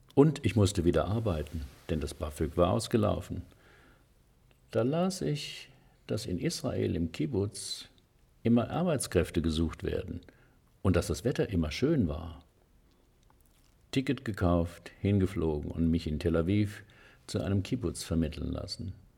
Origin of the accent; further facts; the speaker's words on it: Heidelberg, Baden-Württemberg, Germany; die Uni Heidelberg, meine Heimatstadt